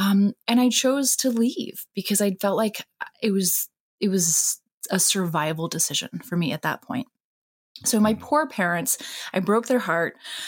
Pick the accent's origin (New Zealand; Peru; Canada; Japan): Japan; My parents are actually Christian missionaries. So wow. I grew up in Japan, steeped in religion.